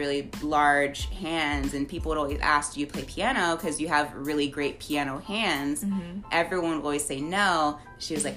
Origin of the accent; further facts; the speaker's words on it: Bedford, Texas, United States; also born or lived in Irving, Texas / Arlington, Texas; I grew up around the HEB, Hirschfields-Bedford area.